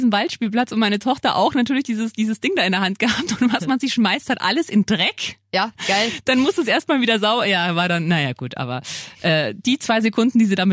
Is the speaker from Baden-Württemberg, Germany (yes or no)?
no; Bavaria, Germany; ich komme ja, ich bin ja in Niederbayern aufgewachsen.